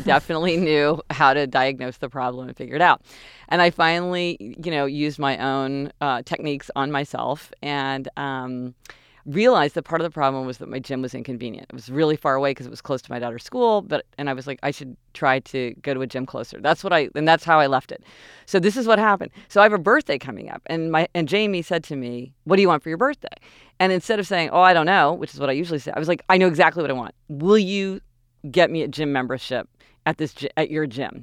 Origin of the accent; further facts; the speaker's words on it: Kansas City, Missouri, United States; moved away; we're spoiled growing up in Kansas City